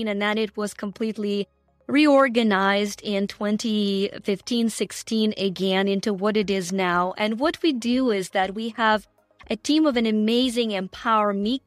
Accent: Ukraine; moved away

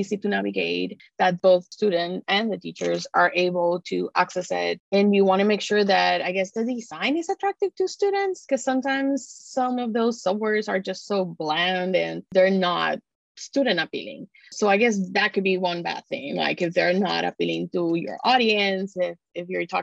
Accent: San Juan, Puerto Rico; first language Spanish; English is a second language; moved away as an adult; now in Texas, United States; I was actually born and raised in San Juan, Puerto Rico

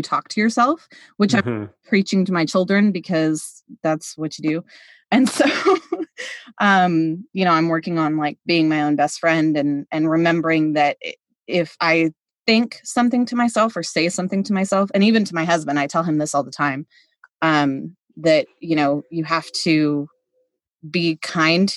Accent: Kansas City, Missouri, United States; we're from Kansas City and my husband is from Kansas City

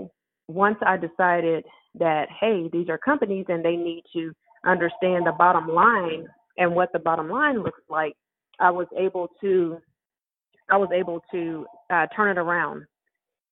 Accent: Tulsa, Oklahoma, United States; I'm from Tulsa, Oklahoma

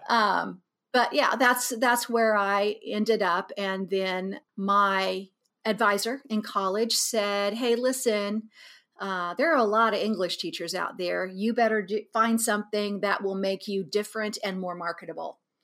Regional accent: Abilene, Kansas, United States; moved away as an adult; now in Kansas City, United States; I was born here in Kansas City, and we lived here, until nineteen sixty-eight and left here trying to get away from the race riots in Kansas City and moved out to Abilene

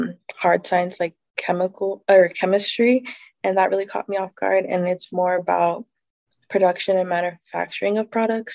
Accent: Denver, Colorado, United States; I'm from Denver, Colorado

